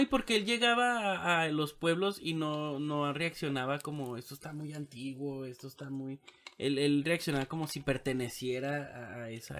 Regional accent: Mexico; somos mexicanos

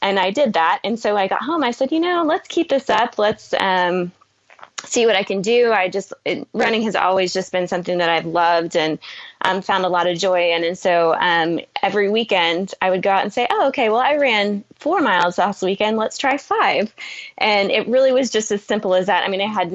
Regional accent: Oklahoma, United States; I'm from Oklahoma

